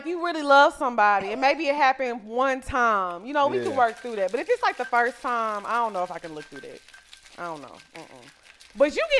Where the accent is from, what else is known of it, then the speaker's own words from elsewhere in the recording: Orange, Texas, United States; But the thing about Orange is we had that Houston influence, but we right there.